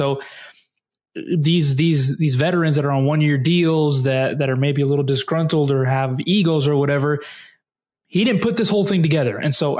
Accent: Nashville, Tennessee, United States; also born or lived in Greenbrier, Tennessee / Springfield, Tennessee; now in Texas, United States; I'm obviously from Nashville, and so when we moved over here, I stayed with the Vols

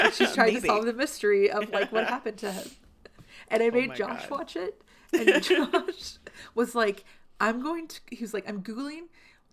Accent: Memphis, Tennessee, United States; moved away; I'm from Memphis. That is my hometown.

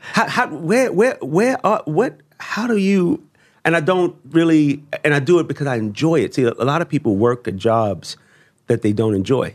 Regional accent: Baltimore, Maryland, United States; I come from Baltimore. Um, at age sixteen, you're supposed to be on drugs, in jail, uh, or dead.

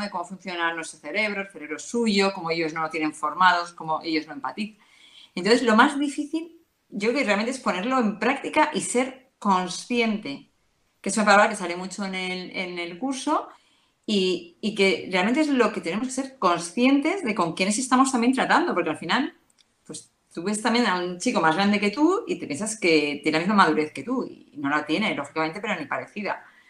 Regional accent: Madrid, Community of Madrid, Spain; soy de Madrid

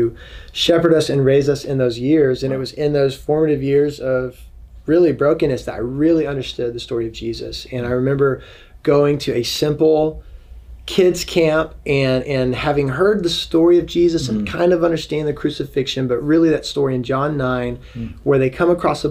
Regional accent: Dallas, Texas, United States; now in Washington, D.C., United States; I grew up in Texas, in Dallas

